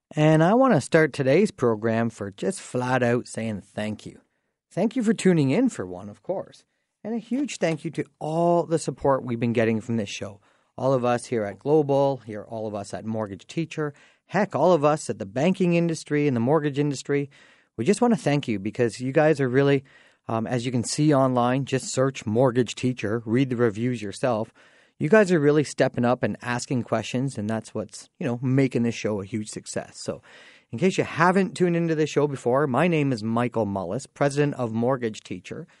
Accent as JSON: {"language": "English", "town": "Dorchester", "region": "Ontario", "country": "Canada", "tie": "born or raised there", "said": "I grew up in Dorchester"}